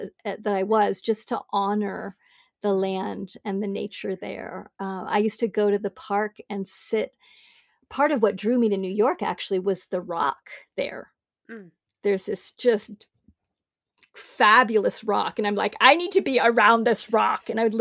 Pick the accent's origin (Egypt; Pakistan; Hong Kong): Hong Kong; also born or lived in Bangkok / Singapore; I grew up in big cities. I grew up in Hong Kong and Bangkok and Singapore.